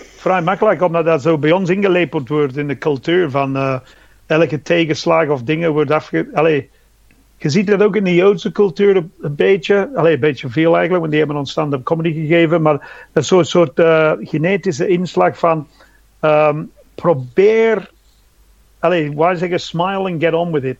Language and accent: Dutch; England, United Kingdom; born or raised there; Dutch is a second language; moved away as an adult; now in Belgium